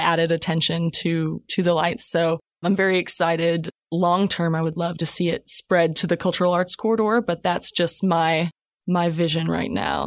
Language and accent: English; Louisiana, United States; also born or lived in Mountain Home, Arkansas; now in Fayetteville, United States; I grew up in Louisiana